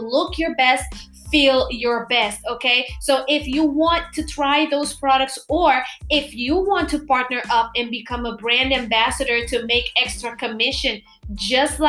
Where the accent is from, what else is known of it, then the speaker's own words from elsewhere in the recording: Curaçao; first language Papiamento; English is a second language; I am from Curaçao, and I have a big audience that speaks my native language, Papiamento